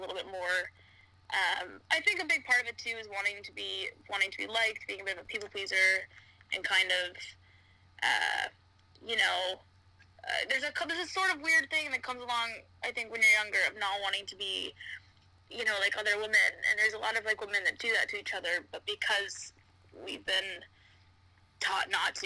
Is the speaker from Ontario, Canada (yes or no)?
yes; Toronto, Ontario, Canada; moved away as an adult; now in United Kingdom; Toronto, I grew up in Toronto